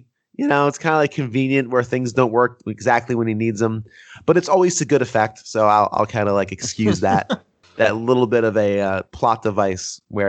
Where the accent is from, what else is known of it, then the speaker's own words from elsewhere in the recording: New Jersey, United States; growing up in New Jersey